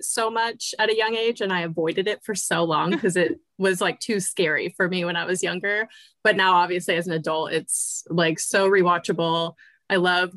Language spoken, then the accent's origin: English; Northern California, United States; I'm from Northern California. Born and raised here